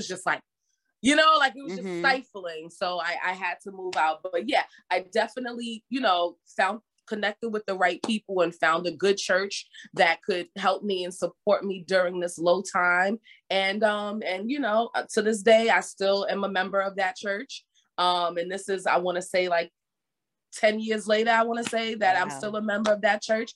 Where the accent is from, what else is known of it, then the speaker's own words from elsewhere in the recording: New York City, New York, United States; born and raised in the Bronx